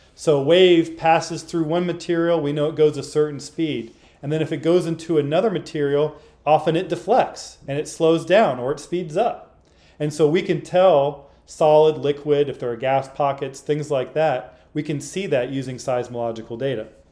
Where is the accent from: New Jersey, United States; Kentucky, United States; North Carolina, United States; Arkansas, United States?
Arkansas, United States; I grew up in Arkansas